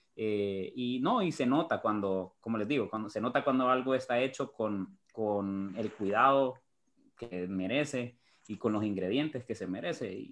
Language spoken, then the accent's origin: Spanish; Honduras; Lo que me malea es, es, es Honduras, es mi, mi patria, mi país